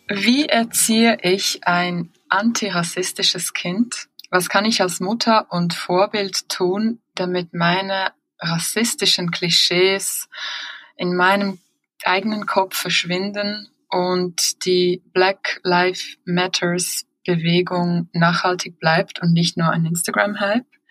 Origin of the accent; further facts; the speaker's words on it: Switzerland; bei uns in der Schweiz